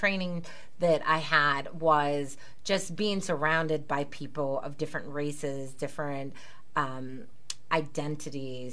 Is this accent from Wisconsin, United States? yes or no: no; Pittsburgh, Pennsylvania, United States; I was born and raised in Pittsburgh